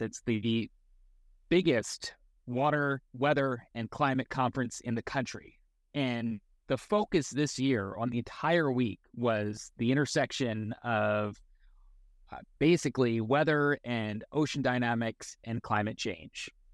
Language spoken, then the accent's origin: English; Eastern Long Island, New York, United States; moved away; my hometown on Eastern Long Island